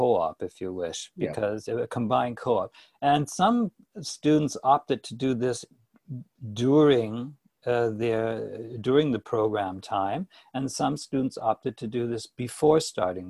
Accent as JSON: {"language": "English", "town": "Toronto", "region": "Ontario", "country": "Canada", "tie": "born or raised there", "also_born_or_lived": "Hanover, Germany", "moved": "yes", "said": "I'm from Canada. I was born in Toronto and grew up here as a classic Canadian boy"}